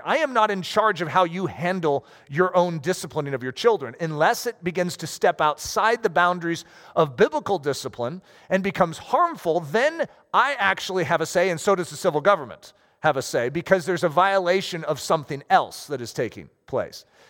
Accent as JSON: {"language": "English", "country": "United States", "said": "as Americans"}